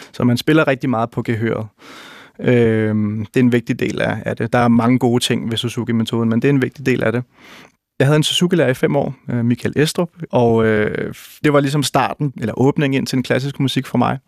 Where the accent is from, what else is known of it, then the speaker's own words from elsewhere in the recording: Roskilde, Zealand, Denmark; i Roskilde, hvor jeg, hvor jeg voksede op øh, i, i 70'erne og 80'erne